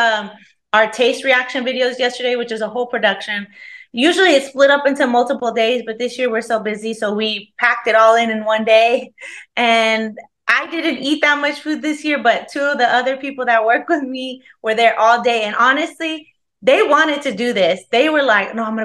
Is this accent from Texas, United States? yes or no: yes; Dallas, Texas, United States; I'm originally from Dallas, Texas. I've never lived anywhere else ever